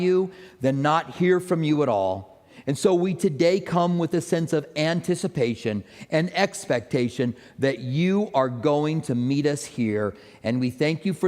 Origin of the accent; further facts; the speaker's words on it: Albuquerque, New Mexico, United States; I grew up in Albuquerque.